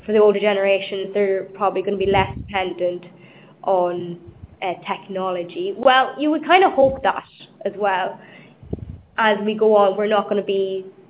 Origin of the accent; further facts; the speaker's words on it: Ireland; now in London, United Kingdom; I'm Irish